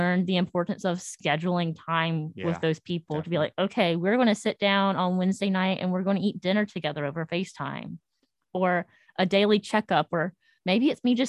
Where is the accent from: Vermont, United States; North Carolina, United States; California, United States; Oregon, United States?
North Carolina, United States; moved away as an adult; And I'm from North Carolina.